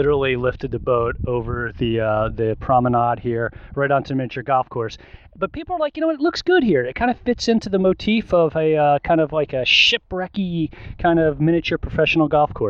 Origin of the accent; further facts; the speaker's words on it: Philadelphia, Pennsylvania, United States; We're from Philadelphia. Now we're going along the Jersey Shore.